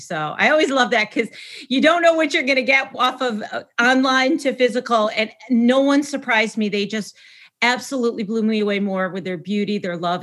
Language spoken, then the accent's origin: English; Syracuse, New York, United States; So I hail from upstate New York. I'm actually from Syracuse